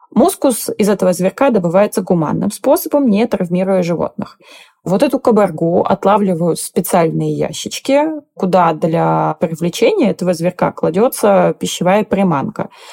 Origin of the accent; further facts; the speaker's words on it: Siberia, Russia; Я как человек из Сибири